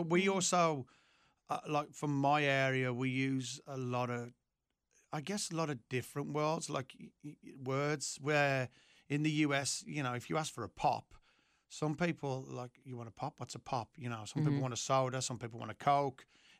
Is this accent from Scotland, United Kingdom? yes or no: no; West Midlands, United Kingdom; From an area called the Black Country.